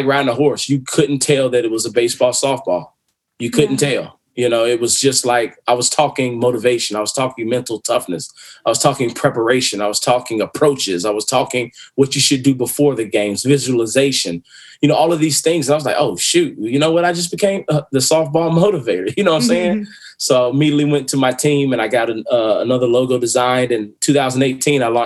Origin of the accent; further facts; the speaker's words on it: Winston-Salem, North Carolina, United States; I'm from Winston-Salem, North Carolina